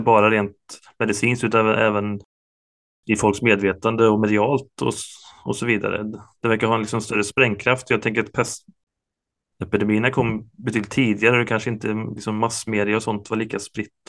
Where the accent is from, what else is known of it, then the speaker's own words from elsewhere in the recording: Ulricehamn, Västra Götaland, Sweden; jag är, jag är från Ulricehamn